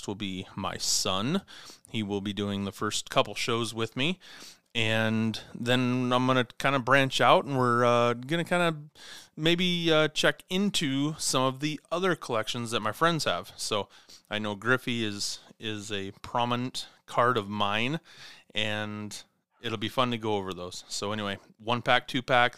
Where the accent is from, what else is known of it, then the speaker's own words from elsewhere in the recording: Clarkston, Washington, United States; from Clarkston, Washington, my hometown